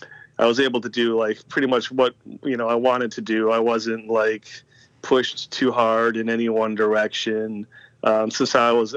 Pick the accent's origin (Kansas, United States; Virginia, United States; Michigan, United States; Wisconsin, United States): Wisconsin, United States; Eau Claire; also born or lived in Green Bay; I was born in Green Bay, Wisconsin, but I don't really say I'm from Green Bay unless I'm talking to a Packers fan